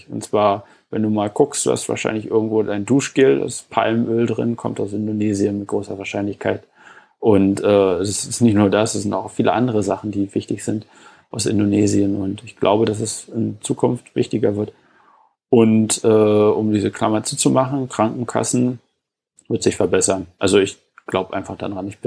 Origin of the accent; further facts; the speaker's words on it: East Germany, Germany; Also ich, äh, wie gesagt, ich komme aus Ostdeutschland.